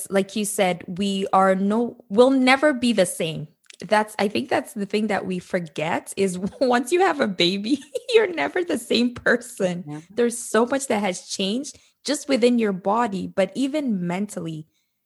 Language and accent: English; Nigeria; moved away as an adult; growing up in Nigeria